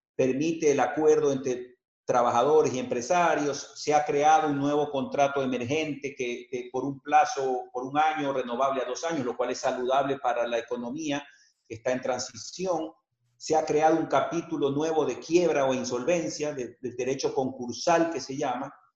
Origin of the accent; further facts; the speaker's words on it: Guayaquil, Guayas, Ecuador; nos vamos a reinventar como guayaquileños y como ecuatorianos.